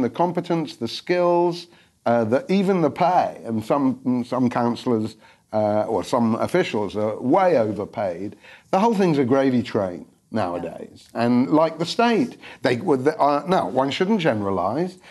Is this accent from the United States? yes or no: no; London, United Kingdom; I was from London